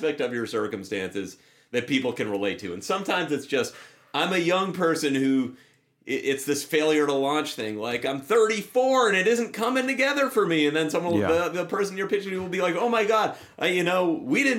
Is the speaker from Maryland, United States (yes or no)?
no; Lexington, Massachusetts, United States; I'm from Lexington, Massachusetts.